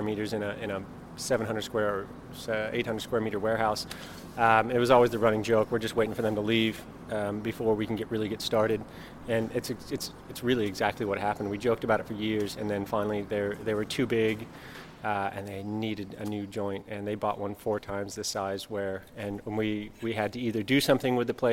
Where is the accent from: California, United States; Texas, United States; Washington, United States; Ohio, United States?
California, United States; moved away as an adult; now in Monbulk, Australia; I'm from California